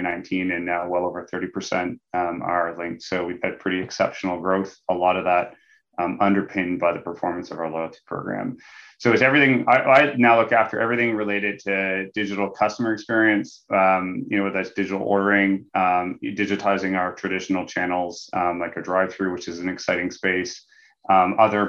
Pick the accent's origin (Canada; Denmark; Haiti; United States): Canada; Nova Scotia; moved away as an adult; also born or lived in London, United Kingdom; now in Toronto, Canada; I grew up in a small town in Eastern Canada, Nova Scotia